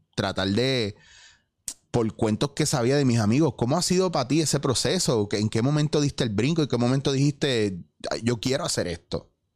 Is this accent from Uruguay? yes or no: no; Puerto Rico; moved away as an adult; also born or lived in New York; yo me fui por eso, de aquí, de Puerto Rico, yo me fui para Nueva York